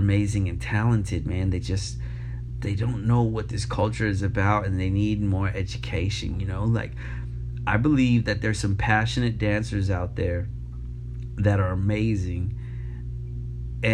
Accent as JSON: {"language": "English", "town": "New York City", "region": "New York", "country": "United States", "tie": "born or raised there", "moved": "yes", "said": "Being born and raised in New York City, coming up and breaking in New York, and then moving and traveling the world"}